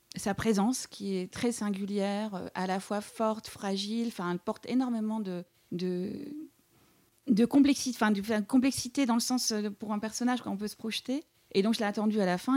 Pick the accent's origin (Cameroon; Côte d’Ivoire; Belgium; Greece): Belgium; East Cantons, near Eupen, Wallonia; moved away as an adult; also born or lived in Liège, Belgium / Montreal, Canada / Paris, France; j'ai grandi euh, tout à l'est de la Belgique, voilà, dans une région qu'on appelle les cantons de l'Est ou la Belgique germanophone, tout près d'Eupen